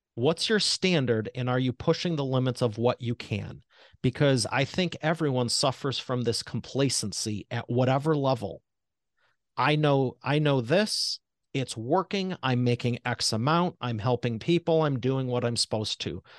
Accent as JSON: {"language": "English", "town": "Detroit", "region": "Michigan", "country": "United States", "said": "I'm from Detroit Motor City"}